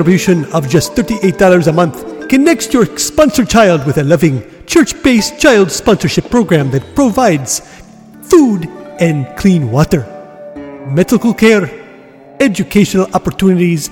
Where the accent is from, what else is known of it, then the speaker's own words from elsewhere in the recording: India; my home country of India.